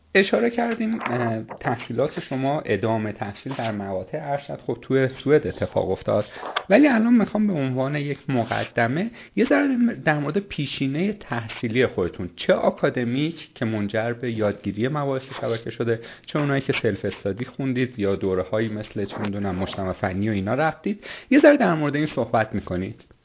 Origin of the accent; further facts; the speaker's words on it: Iran; یه آدمی مثل شما و من که شهرستانی هستیم